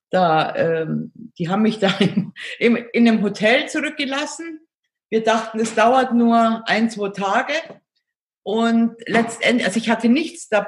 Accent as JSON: {"language": "German", "region": "Bavaria", "country": "Germany", "tie": "born or raised there", "said": "ich {S0} bin in Augsburg geboren, und bin aufgewachsen in einem kleinen Ort äh, in der Nähe von Augsburg und bin aber schon sehr früh ins Internat gekommen"}